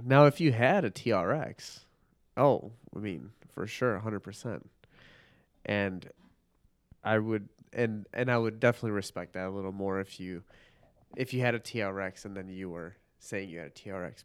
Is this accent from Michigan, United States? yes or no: no; northern Illinois suburbs, United States; also born or lived in Park Ridge, Illinois / Chicago; I was born in Park Ridge, Illinois